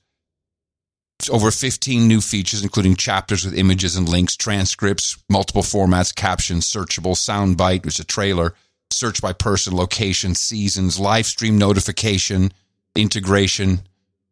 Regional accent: Amsterdam, North Holland, Netherlands; moved away; I grew up in Amsterdam

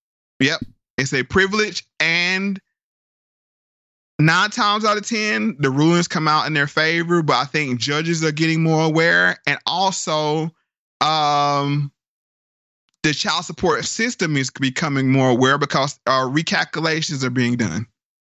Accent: Durham, North Carolina, United States; my hometown of Durham, North Carolina.

